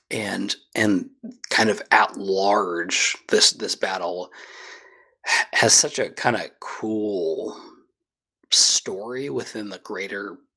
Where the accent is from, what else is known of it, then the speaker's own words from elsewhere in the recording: Scotland, United Kingdom; I'm I'm Scottish through